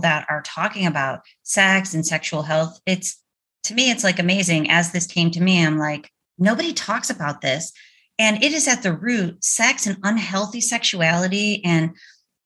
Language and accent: English; Orchard Park, New York, United States; now in Chapel Hill, United States; I'm from Buffalo too